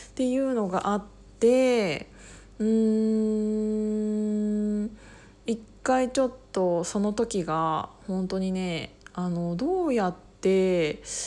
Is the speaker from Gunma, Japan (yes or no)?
yes; Kiryu, Gunma, Japan; moved away as an adult; also born or lived in Osaka; 私が高校を卒業するまでえっと、桐生に一緒に住んでい、あ、住んでいて、まあ、私はもちろん実家なんだけど